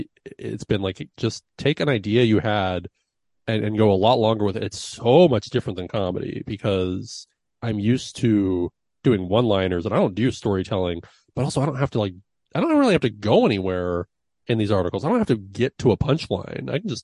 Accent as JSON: {"language": "English", "area": "Sonoma County", "region": "California", "country": "United States", "tie": "born or raised there", "said": "From Sonoma County, born and raised"}